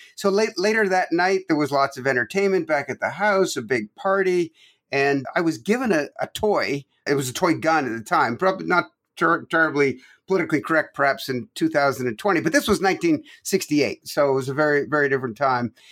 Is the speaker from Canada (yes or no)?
yes; Toronto, Ontario, Canada; moved away as an adult; also born or lived in Quebec, Canada; now in United States; I was born in Quebec, Canada and grew up from age nine on in Toronto